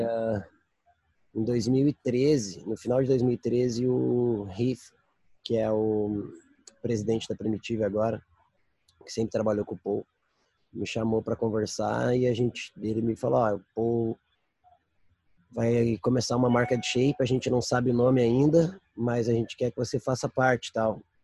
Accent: Brazil; moved away; crescendo no Brasil, andando no Brasil

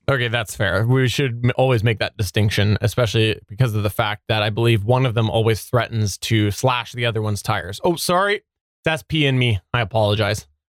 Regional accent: Canada; I'm Canadian

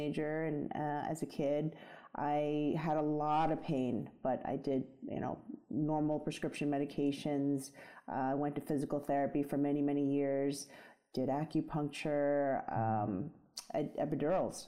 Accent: New York City, New York, United States; I grew up in the Bronx and I grew up in a very traditional Chinese household

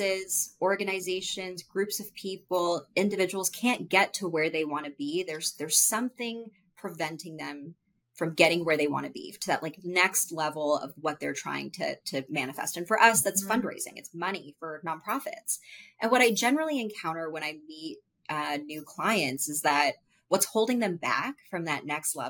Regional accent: United States; I was born and I was raised in American culture, with like Hindu culture in my home

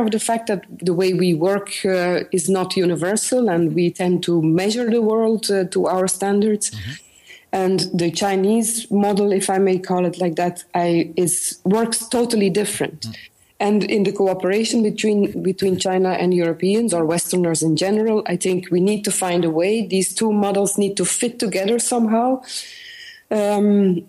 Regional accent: north of Antwerp, Flanders, Belgium; now in Ghent, Belgium; I was born in the north of Antwerp, very close to the border with Holland, and part of my family was also Dutch.

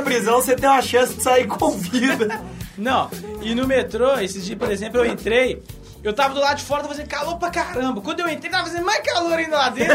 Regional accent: Minas Gerais, Brazil; aqui nós somos mineiros

